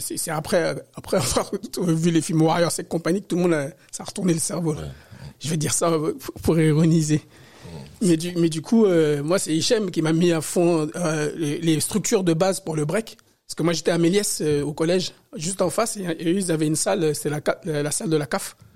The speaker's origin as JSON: {"language": "French", "town": "Paris", "region": "Île-de-France", "country": "France", "tie": "born or raised there", "also_born_or_lived": "Côte d'Ivoire", "said": "je suis né en Afrique, en Côte d'Ivoire, mais j'ai grandi à Paris, éduqué à Paris."}